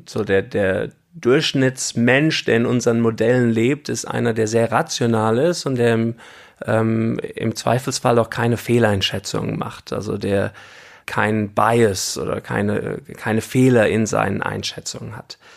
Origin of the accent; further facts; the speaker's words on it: Namibia; also born or lived in Germany / Cape Town, South Africa; Ich bin auch in Deutschland geboren und als ich dann zehn war, sind wir nach Namibia ausgewandert.